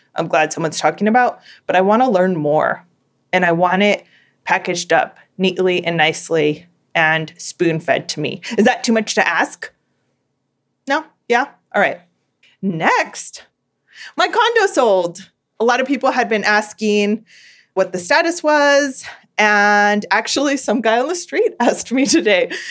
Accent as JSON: {"language": "English", "region": "Southern California", "country": "United States", "tie": "born or raised there", "said": "I am born and raised in Southern California"}